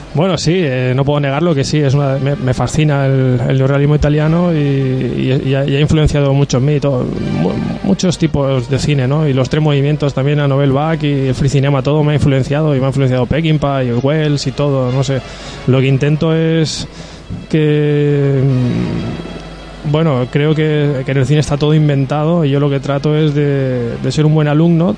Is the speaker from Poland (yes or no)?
no; Agost, Valencian Community, Spain; soy de agosto